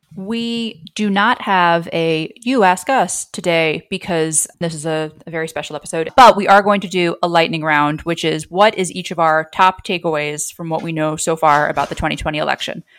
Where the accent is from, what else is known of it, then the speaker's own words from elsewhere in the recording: New York, United States; now in Washington, D.C., United States; As a New Yorker living in DC